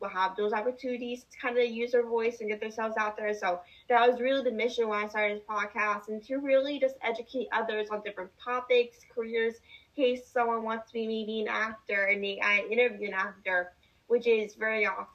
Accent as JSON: {"language": "English", "region": "Northeastern Pennsylvania", "country": "United States", "said": "I'm from Northeastern Pennsylvania."}